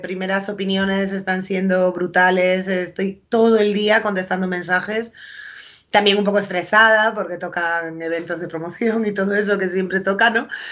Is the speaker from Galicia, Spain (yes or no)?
yes; A Coruña, Galicia, Spain; also born or lived in Foz; yo llevo toda la vida viviendo en Coruña, pero mi familia es de Foz, de un pueblo en la costa de Lugo.